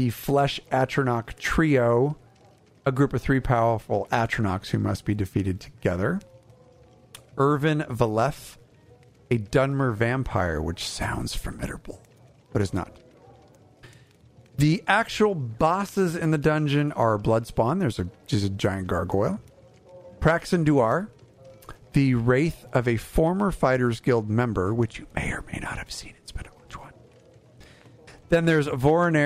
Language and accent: English; Southern California, United States; I'm from Southern California